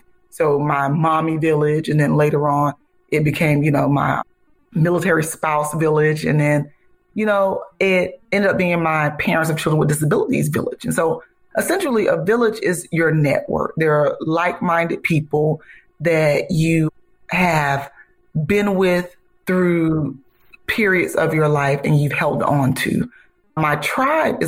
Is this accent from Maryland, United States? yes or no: no; Ocala, Florida, United States; I'm from Ocala, Florida, and I went to FAMU